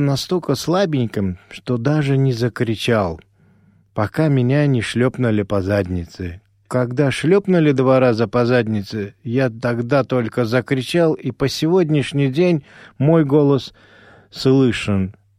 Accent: Ashgabat, Turkmenistan; first language Azerbaijani; Russian is a second language; moved away; Родился я в самой жаркой стране тогда нашего большого государства СССР, э, республики Туркмения, в городе Ашхабаде

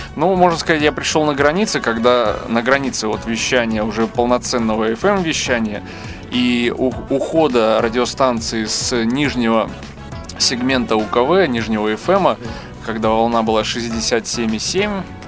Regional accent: Grodno, Grodno Region, Belarus; moved away as an adult; now in Minsk, Belarus; я сам не из Минска, сам из города Гродно

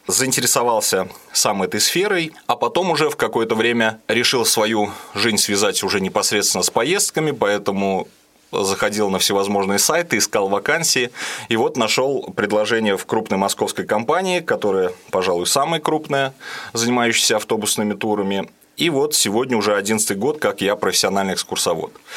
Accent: Ulyanovsk, Ulyanovsk Oblast, Russia; мы с родителями из Дальнего Засвияжа переехали в самый центр, я живу на Гончарова

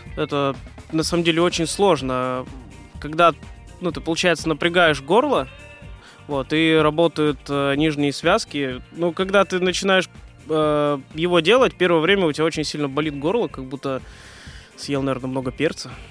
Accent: Moscow, Russia; also born or lived in Oryol; я родился в Орле и где-то лет 8, э, наверное, переехал в Москву. Uh Э, учился в школе 1429

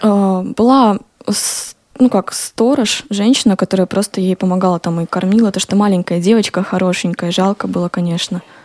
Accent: Smolensk, Smolensk Oblast, Russia; я сама родилась в Смоленске и выросла там

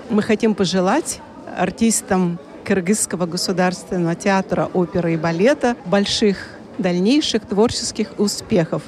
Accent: Buryatia, Russia; мы из Бурятии. Мы не киргизы

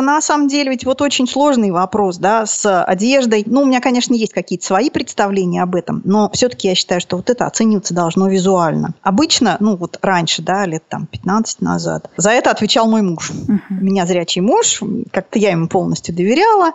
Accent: Nizhny Novgorod, Nizhny Novgorod Oblast, Russia; потом родители вернулись вот сюда. Тогда это был город Горький, сейчас Нижний Новгород называется. Был у меня замечательный такой полудетский деревенское детство.

